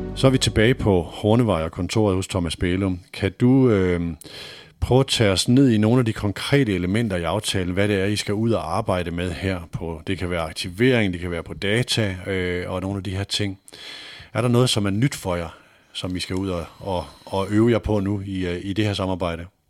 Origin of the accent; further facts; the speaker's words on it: North Jutland, North Denmark Region, Denmark; jeg er selv nordjyde